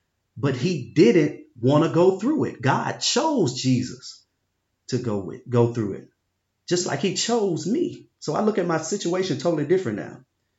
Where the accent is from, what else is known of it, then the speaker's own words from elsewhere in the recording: Binghamton, New York, United States; I grew up in Binghamton. I loved to play basketball. All I wanted to do was get my grandparents and my mom out of Binghamton.